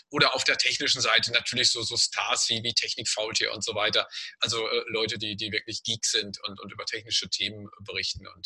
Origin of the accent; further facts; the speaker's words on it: Dortmund, North Rhine-Westphalia, Germany; weil ich ganz früher als Kind in Hörner aufgewachsen bin, also wirklich in Laufweite aufgewachsen bin.